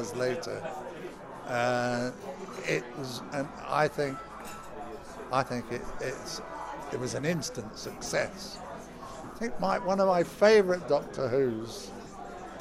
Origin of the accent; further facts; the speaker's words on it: Oxford, South East England, United Kingdom; a local charity from my hometown, which is the Helen House Hospice